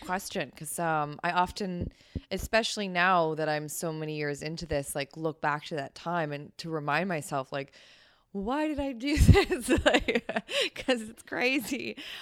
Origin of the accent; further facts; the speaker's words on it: Ontario, Canada; moved away as an adult; now in New York, United States; I'm from Canada